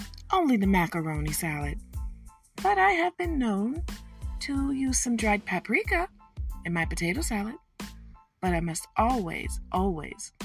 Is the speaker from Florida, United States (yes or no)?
no; Detroit, Michigan, United States; I'm from Detroit, and my people are from Oklahoma, Mississippi, and Arkansas.